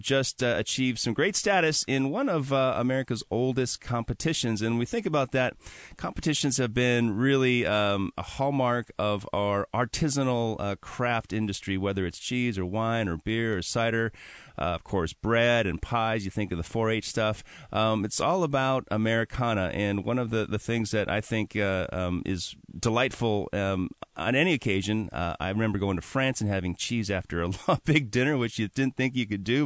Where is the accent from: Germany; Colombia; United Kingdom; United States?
United States; Wisconsin; now in Seattle, United States; I'm from Wisconsin